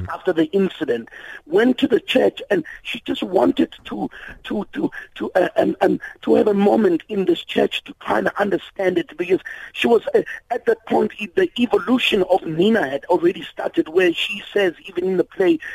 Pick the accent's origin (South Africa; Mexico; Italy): South Africa; as South Africans